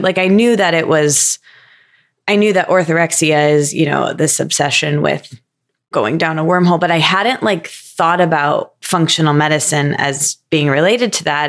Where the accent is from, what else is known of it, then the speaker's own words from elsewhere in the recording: Midwest, United States; I grew up in the Midwest